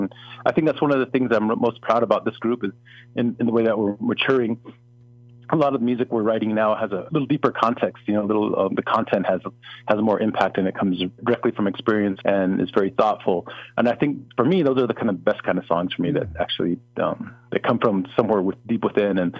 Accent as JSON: {"language": "English", "town": "Jemez Pueblo", "region": "New Mexico", "country": "United States", "said": "I am from Jemez Pueblo"}